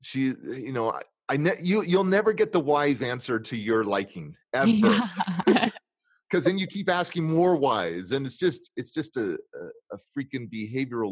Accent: California, United States; I'm from California

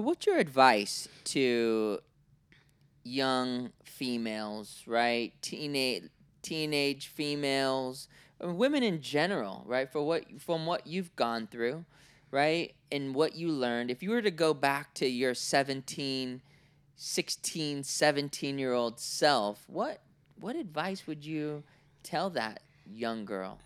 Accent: Oakland, California, United States; also born or lived in Cincinnati, Ohio / Orange County, California; I was born in Oakland, right? 1982

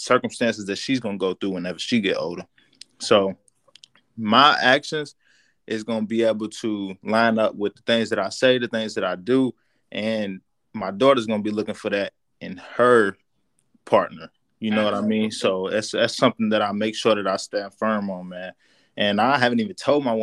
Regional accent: Louisville, Kentucky, United States; moved away as an adult; that's where I'm from

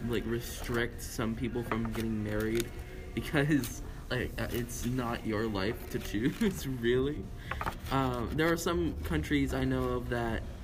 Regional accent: Canada; as Canadian citizens

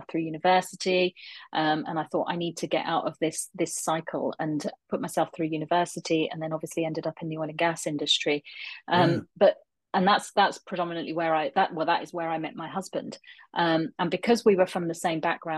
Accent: London, United Kingdom; now in Aberdeen, United Kingdom; I was born and brought up in London

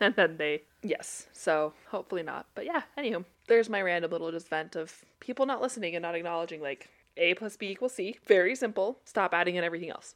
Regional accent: Utah, United States; I grew up around the Samoan culture a ton. Utah is very full of it

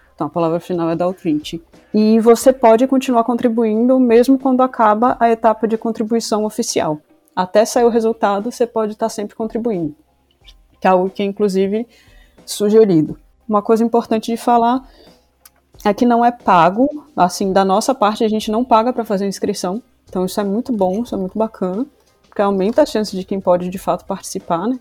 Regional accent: Salvador, Bahia, Brazil; moved away as an adult; also born or lived in Rio Grande do Sul; now in Porto, Portugal; eu sou do Rio Grande do Sul, embora eu tenha vivido a maior parte da minha vida em Salvador. Atualmente eu moro em Portugal, na região do Porto

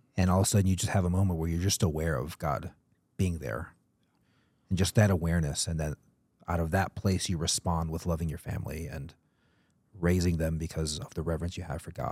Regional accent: Atlanta, Georgia, United States; moved away; I grew up in Atlanta

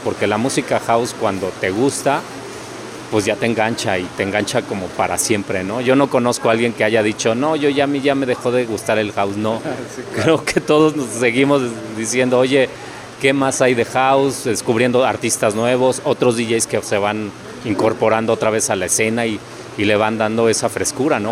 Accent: Mexico City, Mexico; soy de la Ciudad de México

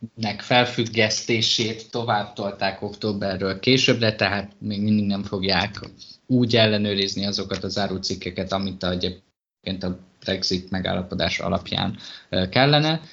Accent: Hungary; moved away as an adult; also born or lived in England; honnan jövök, és akkor mondtam, hogy Magyarországról

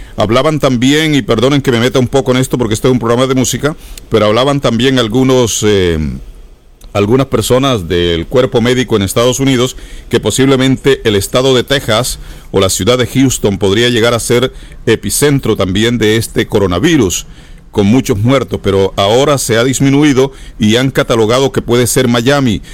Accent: San Jacinto, Bolívar, Colombia; now in United States; allá en San Jacinto, mi tierra querida

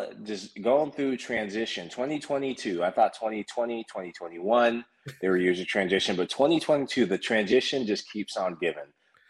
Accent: Sierra Leone; And I'm originally from West Africa in Sierra Leone. You may have recently heard of them from a competition called the African Cup of Nations. Shout out to the Leone Stars, Sierra Leone, proud. But I grew up in a soccer-loving, soccer-appreciating country and family.

